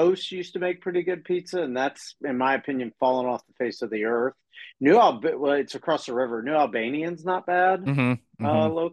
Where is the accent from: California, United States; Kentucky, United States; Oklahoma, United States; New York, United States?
Kentucky, United States; my hometown